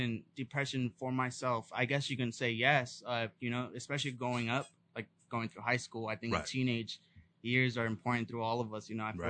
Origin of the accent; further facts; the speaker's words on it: Los Banos, California, United States; moved away as an adult; now in Sacramento, United States; I'm a 22-year-old Hispanic Latino king from the 209. I'm from Los Baños, California. I'm from a family of eight.